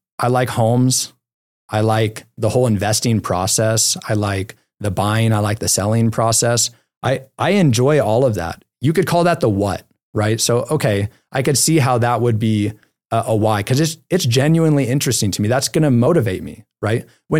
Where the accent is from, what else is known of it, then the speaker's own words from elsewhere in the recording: California, United States; now in Utah, United States; We can't go to the beach here because we're in Utah, but I am from California.